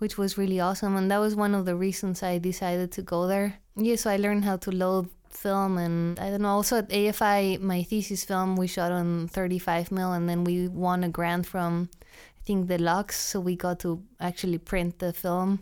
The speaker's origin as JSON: {"language": "English", "region": "Mexico City", "country": "Mexico", "also_born_or_lived": "London, United Kingdom", "moved": "as an adult", "lives_now": "United States", "said": "I'm from Mexico City."}